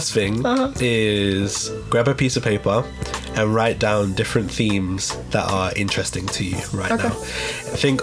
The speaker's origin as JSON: {"language": "English", "region": "London", "country": "United Kingdom", "tie": "born or raised there", "said": "growing up in St. Raffles Estate, that's where I'm from"}